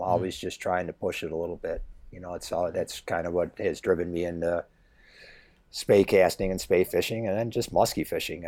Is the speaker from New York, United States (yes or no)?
yes; Grand Island, New York, United States; I grew up in Grand Island, which is, uh, island on the Upper Niagara River